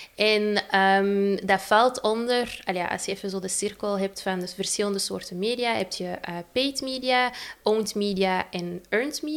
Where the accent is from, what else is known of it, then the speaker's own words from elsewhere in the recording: Antwerp, Flanders, Belgium; ik kom uit Antwerpen